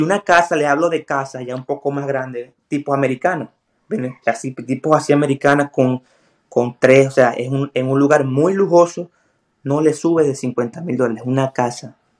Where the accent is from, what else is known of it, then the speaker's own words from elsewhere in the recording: Puerto La Cruz, Anzoátegui, Venezuela; moved away as an adult; also born or lived in Colombia / Ecuador / Bolivia; now in United States; Soy de Puerto La Cruz, una zona que es muy costera